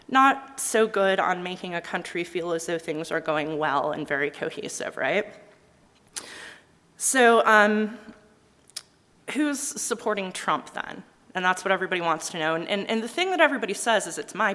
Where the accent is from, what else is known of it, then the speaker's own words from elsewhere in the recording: Utah, United States; I'm from Utah